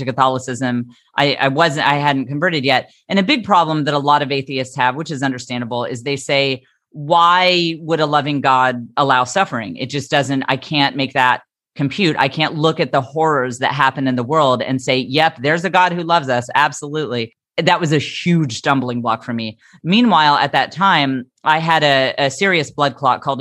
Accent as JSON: {"language": "English", "region": "the Bible Belt", "country": "United States", "tie": "born or raised there", "said": "I grew up in the Bible Belt"}